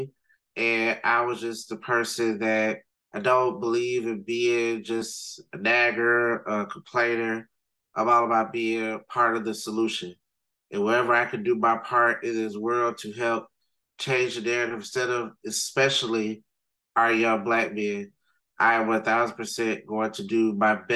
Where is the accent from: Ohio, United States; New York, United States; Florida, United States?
Florida, United States; Riviera Beach; growing up in Riviera Beach